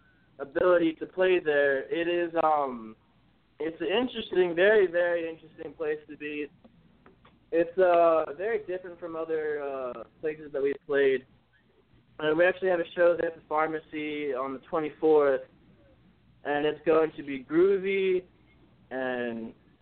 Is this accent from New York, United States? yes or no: no; West Chester, Pennsylvania, United States; We are from Westchester, Pennsylvania.